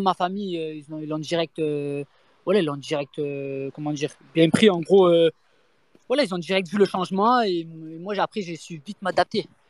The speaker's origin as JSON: {"language": "French", "town": "Marseille", "region": "Provence-Alpes-Côte d'Azur", "country": "France", "tie": "born or raised there", "moved": "as an adult", "said": "je venais de Marseille, donc nous, on vient de Marseille"}